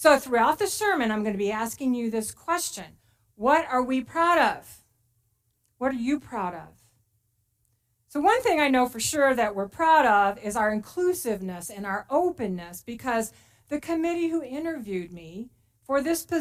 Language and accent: English; Texas, United States; moved away as an adult; now in Placerville, United States; I am very proud to be a Texan.